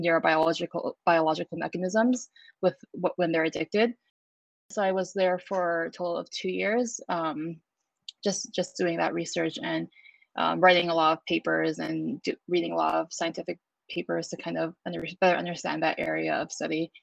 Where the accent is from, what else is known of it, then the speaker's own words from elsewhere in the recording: San Francisco, California, United States; I grew up in San Francisco, California